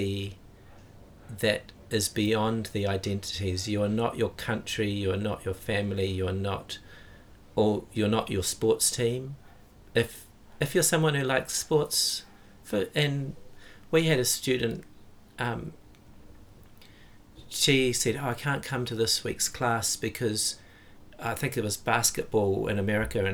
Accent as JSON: {"language": "English", "region": "Auckland", "country": "New Zealand", "tie": "born or raised there", "lives_now": "Dunedin, New Zealand", "said": "I grew up in Auckland, which is our biggest city"}